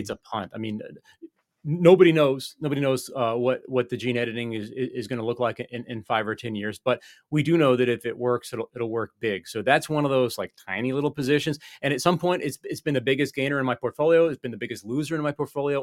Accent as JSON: {"language": "English", "country": "United States", "said": "I'm an American"}